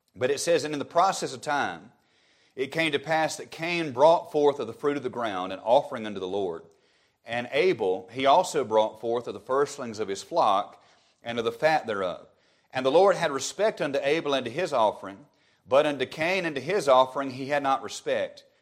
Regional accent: Alabama, United States; my home state of Alabama

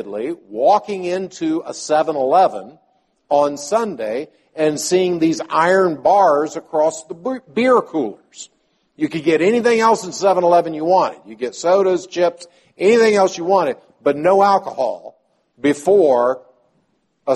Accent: the South, United States; growing up in the South

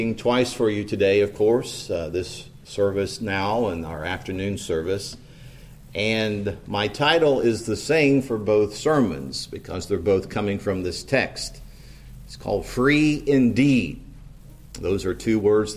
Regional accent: New Castle, Indiana, United States; moved away as an adult; I grew up in Newcastle

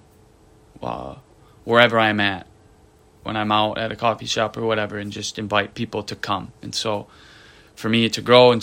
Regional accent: Grand Rapids, Michigan, United States; I'm from Grand Rapids, Michigan

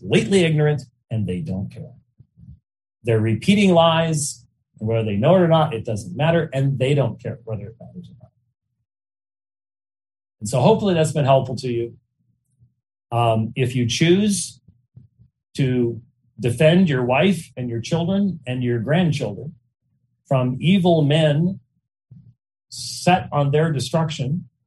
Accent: Arizona, United States; I was raised in Arizona

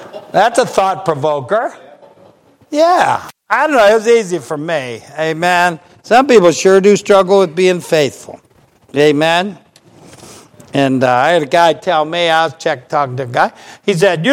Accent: Ohio, United States; I'm from Ohio

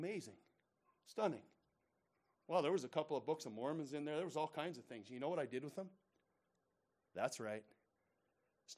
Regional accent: United States; I'm an American. I'm thankful to the Lord that I'm an American

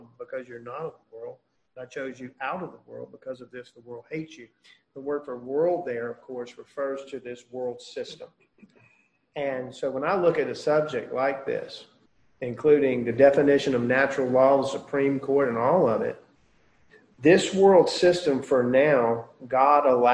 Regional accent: United States; as an American

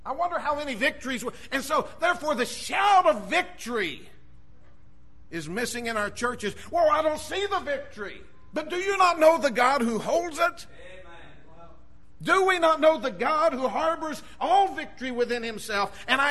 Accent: United States; we as American Christians

